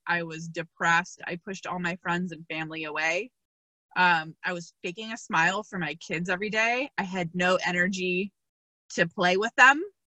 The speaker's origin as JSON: {"language": "English", "town": "Seattle", "region": "Washington", "country": "United States", "said": "I am from Seattle, Washington"}